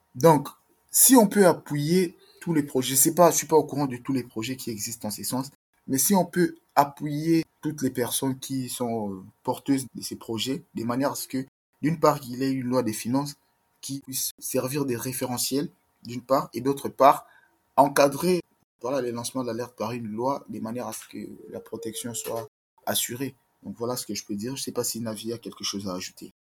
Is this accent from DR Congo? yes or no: yes; DR Congo; moved away as an adult